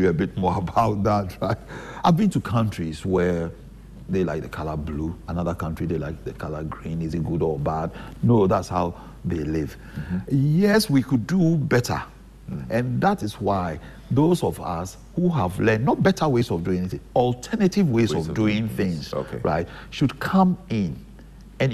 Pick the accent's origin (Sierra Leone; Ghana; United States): Ghana; moved away as an adult; also born or lived in London, United Kingdom; I left Ghana when I was about 24, 25, mm-hmm. right? So half of my life I've lived in the UK.